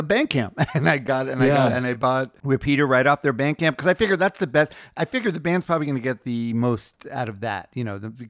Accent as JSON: {"language": "English", "region": "New York", "country": "United States", "said": "I'm from Queens"}